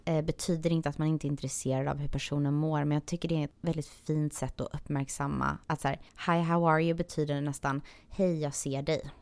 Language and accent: Swedish; Sweden; also born or lived in Serbia; now in Los Angeles, United States; jag är ju halvserb, halvsvensk